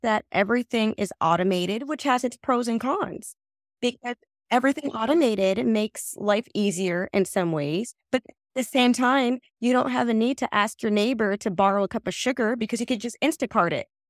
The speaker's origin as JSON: {"language": "English", "region": "New Jersey", "country": "United States", "tie": "born or raised there", "also_born_or_lived": "Trinidad (family origin)", "said": "I am a first generation American. My family is from Trinidad, um, and I was born here in New Jersey"}